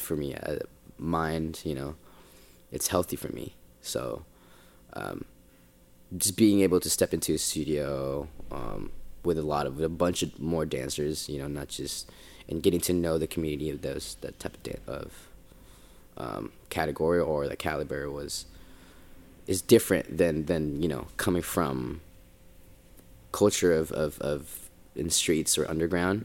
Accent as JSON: {"language": "English", "area": "Bay Area", "region": "California", "country": "United States", "tie": "born or raised there", "also_born_or_lived": "Philippines", "moved": "as an adult", "lives_now": "Los Angeles, United States", "said": "that Bay kid, 'cause I'm from the Bay."}